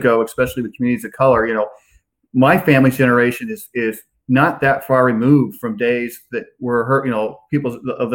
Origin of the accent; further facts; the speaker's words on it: West Central Illinois, United States; now in Charlottesville, United States; I live in Charlottesville now, and I grew up in West Central Illinois